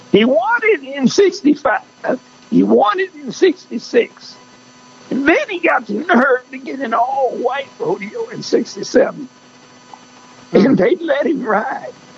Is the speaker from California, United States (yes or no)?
no; El Campo, Texas, United States; I grew up in El Campo, Texas